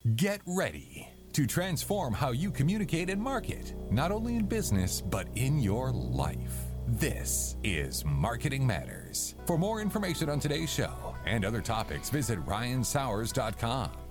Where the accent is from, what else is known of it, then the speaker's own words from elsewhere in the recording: Atlanta, Georgia, United States; moved away as an adult; also born or lived in Boston / New Orleans; I grew up here in Atlanta